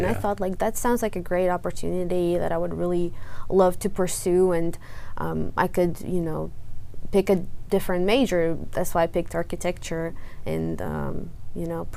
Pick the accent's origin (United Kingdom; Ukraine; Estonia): Ukraine; now in United States; I was born and raised in Ukraine, the largest country in Europe